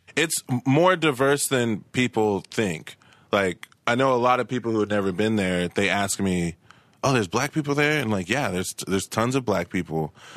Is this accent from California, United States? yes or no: no; Tulsa, Oklahoma, United States; now in Los Angeles, United States; I grew up in Tulsa, Oklahoma.